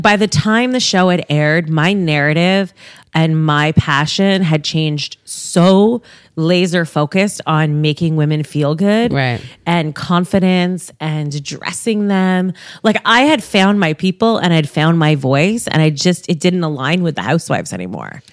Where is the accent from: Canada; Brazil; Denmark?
Canada; Toronto, Ontario; I'm a Toronto girl, born and raised